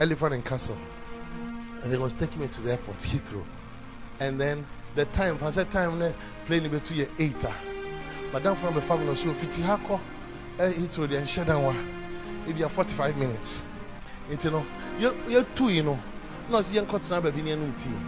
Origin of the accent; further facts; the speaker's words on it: Ghana; I'm from Ghana.